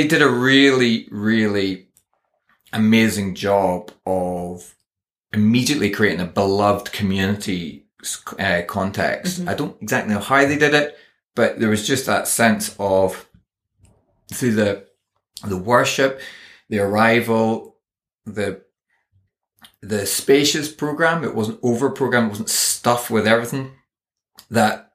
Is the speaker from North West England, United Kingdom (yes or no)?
no; Northern Ireland, United Kingdom; I am Northern Irish